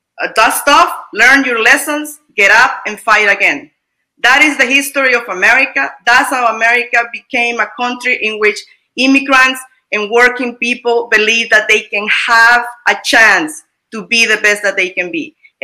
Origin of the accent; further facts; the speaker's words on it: United States; I am Latino, I am American, and it's the same.